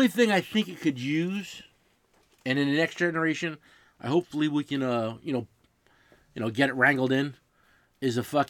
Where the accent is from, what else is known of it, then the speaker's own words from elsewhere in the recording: New Jersey, United States; We're from Jersey.